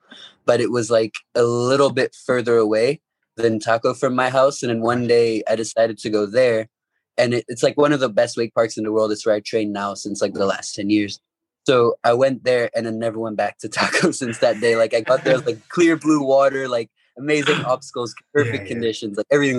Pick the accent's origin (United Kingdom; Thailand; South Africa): Thailand; also born or lived in Hong Kong; And then when I turned 2, he got transferred to Thailand, so I moved to Thailand.